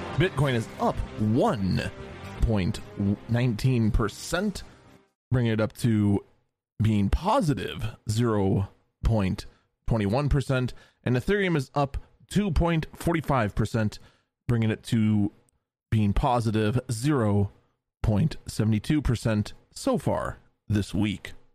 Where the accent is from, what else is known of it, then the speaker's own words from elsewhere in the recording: United States; as an American